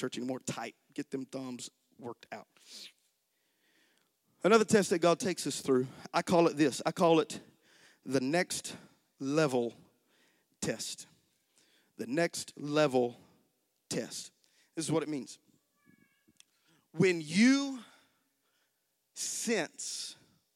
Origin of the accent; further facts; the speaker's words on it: United States; American Christians